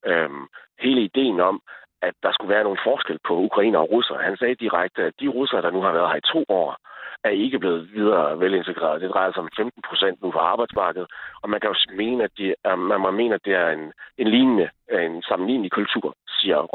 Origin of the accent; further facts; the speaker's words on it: Sæby, North Denmark Region, Denmark; i Sæby, hvor jeg er fra.